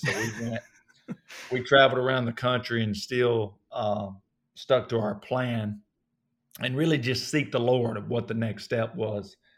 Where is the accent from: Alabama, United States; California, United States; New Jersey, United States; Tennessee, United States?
Alabama, United States; Coleman, North; accent: southern; I grew up in North Alabama, so they, they went to my, uh, a town or close to m, where I grew up, uh, called Coleman